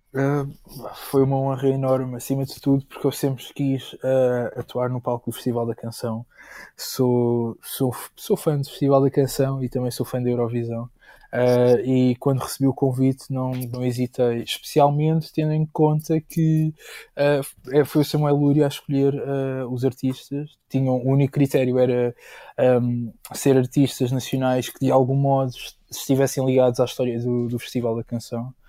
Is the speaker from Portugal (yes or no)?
yes; Moita, Setúbal, Portugal; na minha terra, na Moita